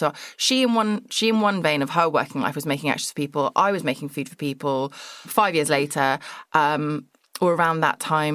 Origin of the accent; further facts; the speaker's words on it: Surrey, South East England, United Kingdom; I'm from Surrey, which is just Greater London